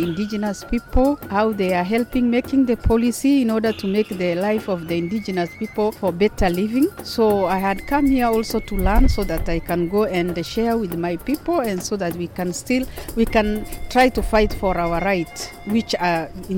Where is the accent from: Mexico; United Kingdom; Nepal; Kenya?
Kenya; Marsabit, Marsabit County; I'm from Marsabit, Kenya.